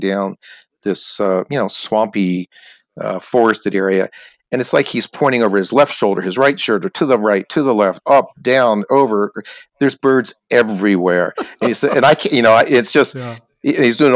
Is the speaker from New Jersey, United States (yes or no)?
no; Maryland, United States; now in California, United States; I'm from Maryland